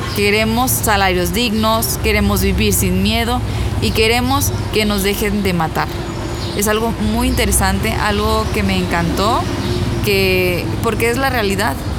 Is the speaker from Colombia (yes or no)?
no; Ciudad Victoria, Tamaulipas, Mexico; yo soy de Ciudad Victoria